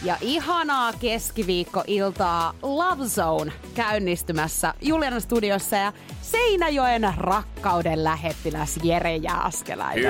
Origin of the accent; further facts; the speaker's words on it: Pori, Satakunta, Finland; now in Helsinki, Finland; mä oon muuttanut pois Porista